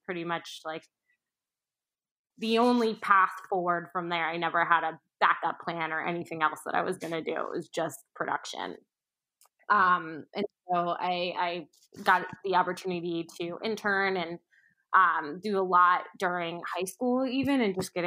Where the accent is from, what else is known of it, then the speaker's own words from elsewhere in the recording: Orlando, Florida, United States; now in New York, United States; I grew up in the Orlando area right outside of Disney and Universal